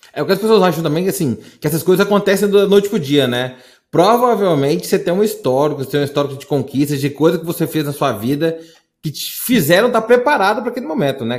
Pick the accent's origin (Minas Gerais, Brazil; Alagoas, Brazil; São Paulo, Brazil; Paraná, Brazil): Minas Gerais, Brazil; interior of; sou do interior de Minas